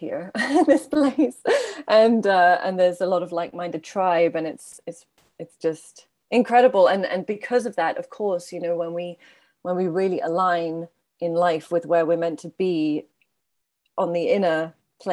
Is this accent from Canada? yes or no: no; Brussels, Brussels-Capital Region, Belgium; also born or lived in Ireland; now in Devon, United Kingdom; I'm originally from Brussels